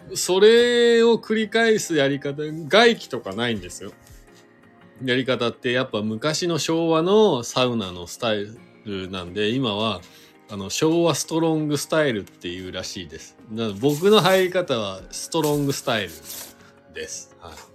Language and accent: Japanese; Shizuoka, Japan; now in Hakuba, Japan; 静岡県出身でスノーボードが好きで白馬に引っ越してきた